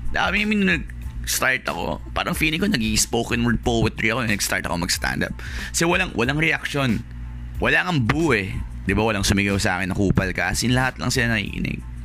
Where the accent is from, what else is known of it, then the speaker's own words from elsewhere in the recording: Malabon, National Capital Region, Philippines; taga Malabon ako